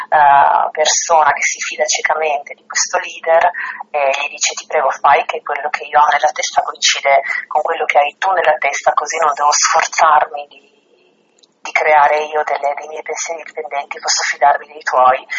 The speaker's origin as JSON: {"language": "Italian", "town": "Trieste", "region": "Friuli-Venezia Giulia", "country": "Italy", "also_born_or_lived": "Rome", "said": "sono di Trieste, no? quindi un ambiente molto diverso da quello a cui ero abituata a casa"}